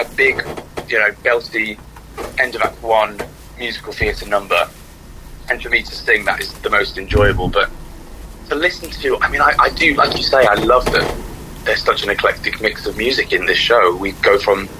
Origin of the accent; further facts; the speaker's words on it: United Kingdom; as British people